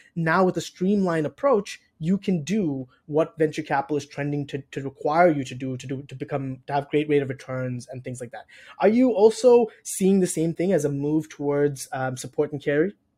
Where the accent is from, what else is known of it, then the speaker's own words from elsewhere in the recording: Toronto, Ontario, Canada; moved away as an adult; now in Chicago, United States; I'm originally from Toronto in Canada. I moved to Chicago about two years ago